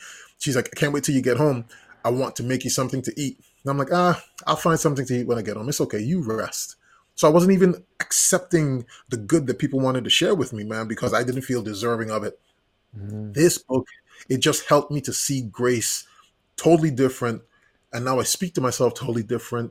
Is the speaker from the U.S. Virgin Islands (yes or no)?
yes; U.S. Virgin Islands; moved away; also born or lived in Puerto Rico; Growing up in the Virgin Islands, I'm originally from St. Thomas, U.S. Virgin Islands. I was born in Puerto Rico, grew up in the Virgin Islands.